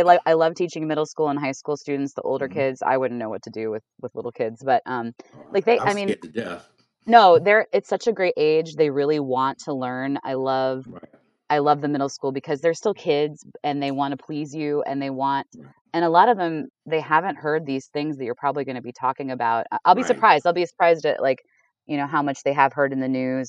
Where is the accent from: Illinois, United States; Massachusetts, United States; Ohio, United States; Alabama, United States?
Ohio, United States; now in Richmond, United States; I'm from Ohio